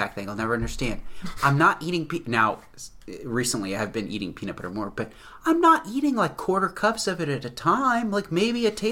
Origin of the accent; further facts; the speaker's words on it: Mid-Atlantic, United States; an American from Mid-Atlantic region, born and bred in suburbia